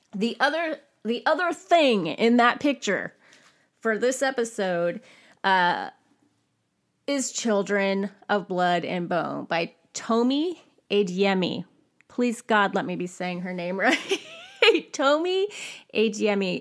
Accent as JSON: {"language": "English", "region": "California", "country": "United States", "tie": "born or raised there", "said": "I grew up in California"}